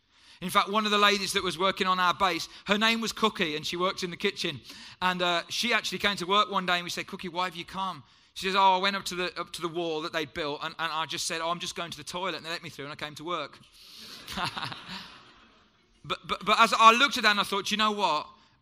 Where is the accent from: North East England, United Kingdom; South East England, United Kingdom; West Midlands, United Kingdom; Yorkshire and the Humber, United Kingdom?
West Midlands, United Kingdom; Wolverhampton; My parents were born in Jamaica, came here in the 50s, and I was born in Wolverhampton, which is where I'm from.